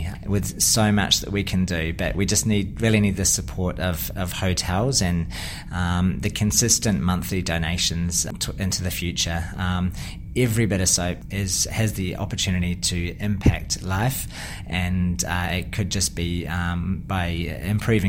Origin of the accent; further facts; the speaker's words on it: New Zealand; accent: Kiwi; now in Australia; You can probably tell with my accent, I'm a bit of a Kiwi background